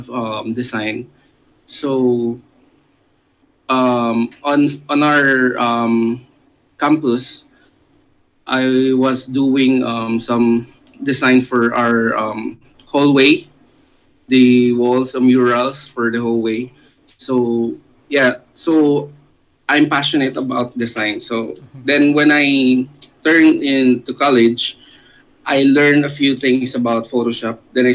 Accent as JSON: {"language": "English", "area": "Laguna", "region": "Calabarzon", "country": "Philippines", "said": "I'm from Laguna, Philippines"}